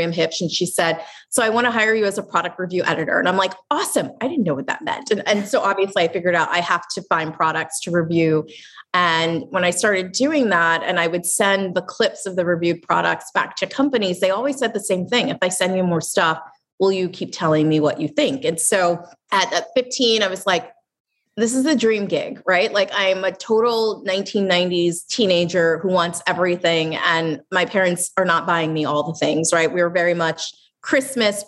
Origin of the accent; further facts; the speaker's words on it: Lancaster, Pennsylvania, United States; moved away; I'm from Lancaster, Pennsylvania